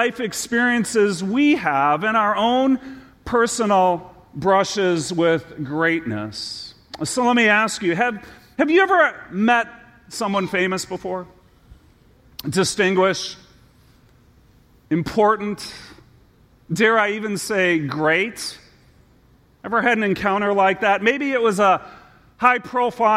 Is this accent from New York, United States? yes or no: no; Detroit, Michigan, United States; as a kid growing up in the Detroit area